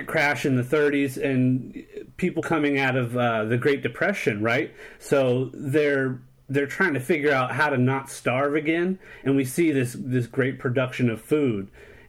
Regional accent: San Diego, California, United States; born there; People trip out when I tell them that I was born in San Diego.

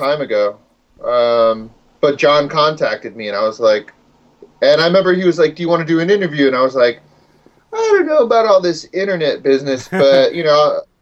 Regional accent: United States; moved away as an adult; also born or lived in Baltimore, United States / San Francisco, United States; now in New York, United States; I grew up in New York and Connecticut, but I went to school in Baltimore

